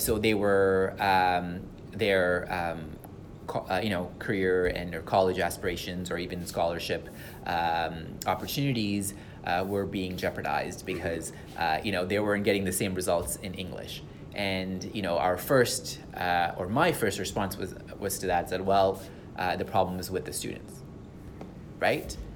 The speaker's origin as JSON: {"language": "English", "country": "Sri Lanka", "second_language": "English", "moved": "yes", "lives_now": "Canada", "said": "come from Sri Lanka"}